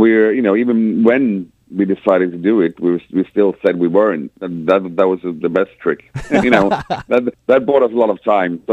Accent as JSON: {"language": "English", "country": "Sweden", "said": "We come from the Swedish fucking winter"}